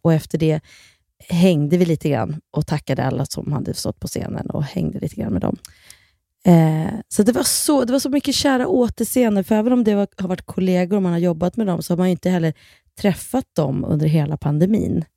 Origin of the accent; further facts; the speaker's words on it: Kilafors, Gävleborg County, Sweden; jag är ju uppvuxen då i Kilafors och där hade vi en, en skidbacke